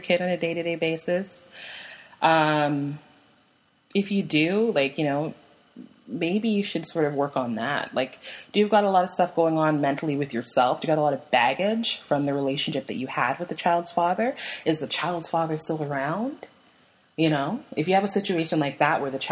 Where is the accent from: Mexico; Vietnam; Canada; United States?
Canada; I'm Canadian, so I loved CBC Radio